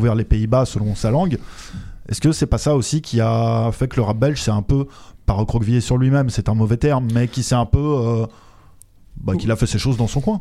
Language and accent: French; France; also born or lived in Belgium; je suis français